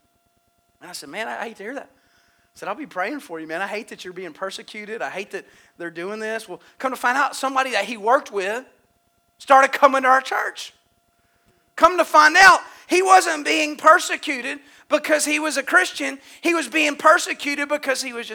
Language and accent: English; United States; I'm an American.